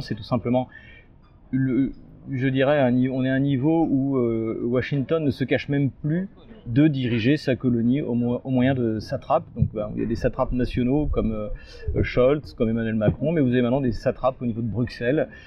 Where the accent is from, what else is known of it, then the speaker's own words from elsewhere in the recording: France; also born or lived in Russia; à moi en tant que Français